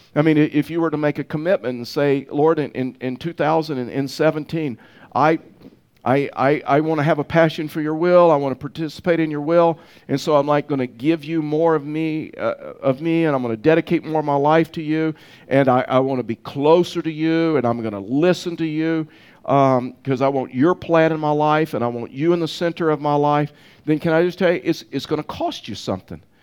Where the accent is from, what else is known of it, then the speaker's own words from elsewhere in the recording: the South, United States; now in Pueblo, United States; I was raised in the South